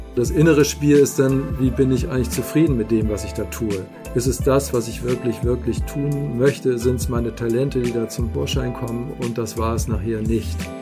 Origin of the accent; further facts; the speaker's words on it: Hamburg, Germany; moved away as an adult; now in Simonsberg, Germany; Eigentlich ist es Hamburg, auch mein Geburtsort. Und bis März äh, ist es das auch gewesen.